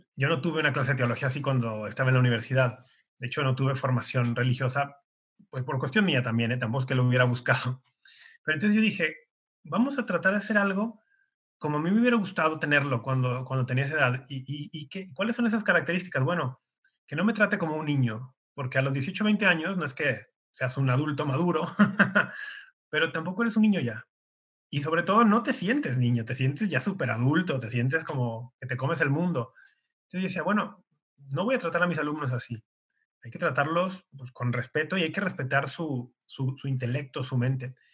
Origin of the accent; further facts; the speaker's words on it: Guadalajara, Jalisco, Mexico; soy tapatío de Guadalajara, México